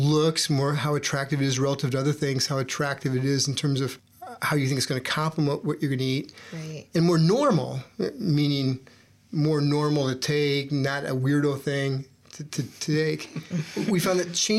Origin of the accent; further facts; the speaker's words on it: Iowa, United States; I grew up in Iowa